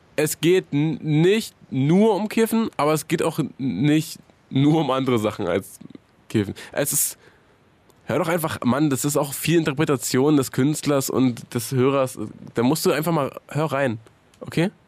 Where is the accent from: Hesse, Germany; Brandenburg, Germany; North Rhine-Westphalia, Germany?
Brandenburg, Germany; Hohen Neuendorf; Ich bin ja, äh, bin ja erst zur Einschulung dahin gezogen